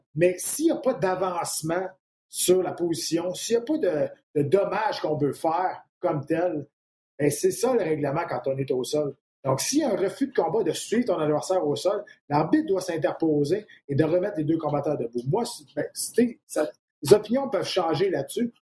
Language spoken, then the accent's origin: French; Quebec, Canada; je suis un Québécois